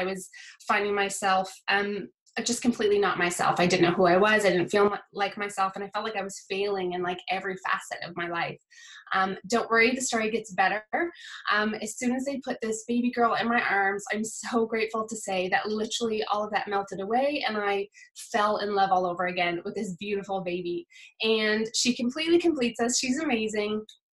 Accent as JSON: {"language": "English", "region": "Nova Scotia", "country": "Canada", "moved": "as an adult", "lives_now": "South Wales, United Kingdom", "said": "I'm from Nova Scotia. I've been living in South Wales, UK for the past 10 and a half years"}